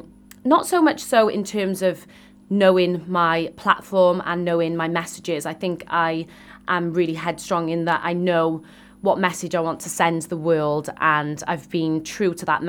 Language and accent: English; Wales, United Kingdom; I am Welsh and I was born in Wales and I still have that history of different places all around the world, but I've been raised in Wales and I just love the Welsh culture and the Welsh people.